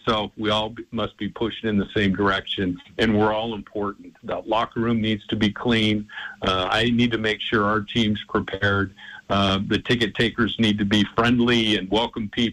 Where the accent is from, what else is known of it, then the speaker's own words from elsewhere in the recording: Spokane, Washington, United States; now in Portland, United States; being from the Northwest, my wife's family's from Portland. She was raised in North Seattle, and of course, I'm from Spokane